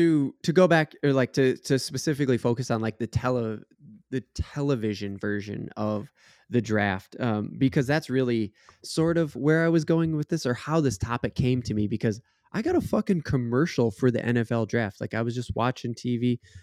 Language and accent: English; Minnesota, United States; Speaking for Minnesota teams, because that's you know what we do. We're from Minnesota.